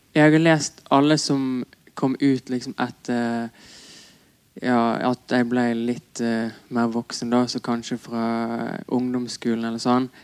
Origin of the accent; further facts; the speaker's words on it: Radøy, Vestland, Norway; accent: Radøy dialect (stril); now in Oslo, Norway; jeg har hørt veldig lite musikk fra Norden med min dialekt